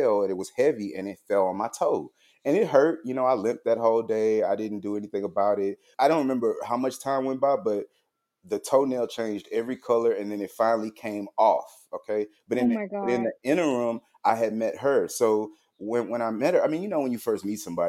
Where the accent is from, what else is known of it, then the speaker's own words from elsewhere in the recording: Houston, Texas, United States; moved away as an adult; now in Austin, United States; I'm originally from Houston, Texas, currently living in Austin, Texas